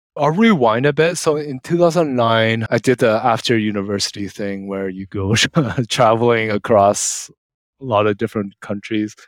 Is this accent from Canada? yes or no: yes; Canada; moved away as an adult; also born or lived in United Kingdom; I'm Canadian, so I think as part of some UK Commonwealth.